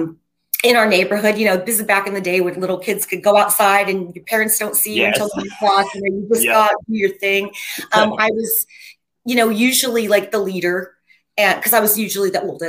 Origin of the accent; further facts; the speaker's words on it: Wooster, Ohio, United States; moved away as an adult; now in Los Angeles, United States; I'm originally from Ohio, Worcester, Ohio, small town in Ohio. I've lived here for 34 years though